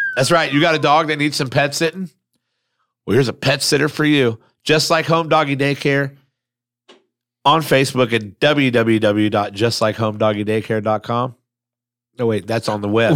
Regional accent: Lincoln Village, Ohio, United States; I grew up in Lincoln Village

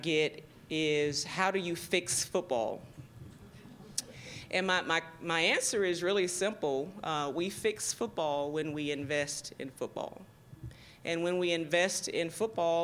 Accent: Georgia, United States; moved away as an adult; also born or lived in Tallahassee, Florida / Nashville, Tennessee; now in Virginia, United States; I was born and raised in Georgia. You probably can hear

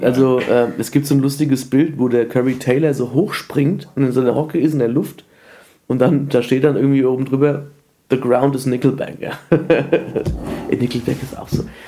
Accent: Frankfurt, Hesse, Germany; ich bin zwar in Frankfurt geboren

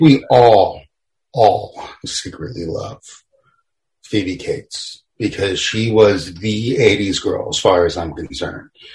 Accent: Boston, Massachusetts, United States; being a Bostonian

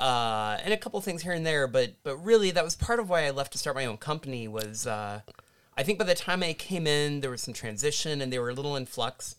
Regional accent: Kansas, United States; now in Illinois, United States; my home state is Kansas

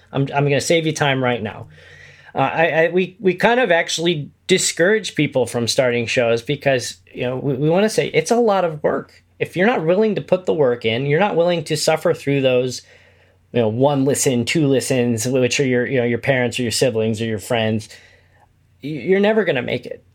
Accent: Kokomo, Indiana, United States; moved away as an adult; also born or lived in Chicago; I'm originally from Indiana. Uh, I grew up in a town called Kokomo, which is about an hour north of Indianapolis

